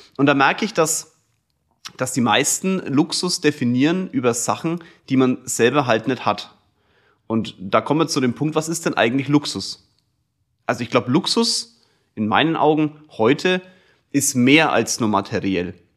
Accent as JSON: {"language": "German", "town": "Kulmbach", "region": "Bavaria", "country": "Germany", "tie": "born or raised there", "said": "ich komme aus Kulmbach, das ist ein kleines Dorf, irgendwie hat mich auch jeder gekannt durch den Sport"}